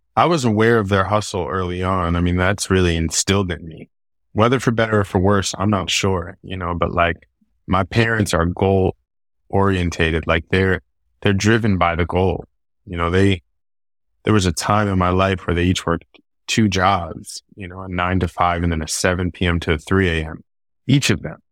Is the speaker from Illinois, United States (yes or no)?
no; New York City, New York, United States; Being born and raised in that city, specifically Queens